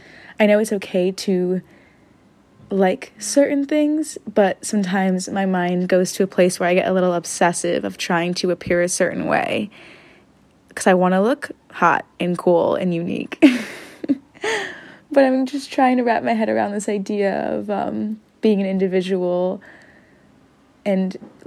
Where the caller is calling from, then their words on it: San Diego, California, United States; I'm calling in from San Diego with a question.